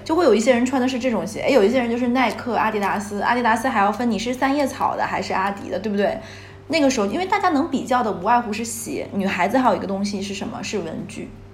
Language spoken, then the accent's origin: Chinese; Northeast China, China; 我是东北的孩子，嗯。然后我老家是一个关于就是以煤炭为资源的一个小城市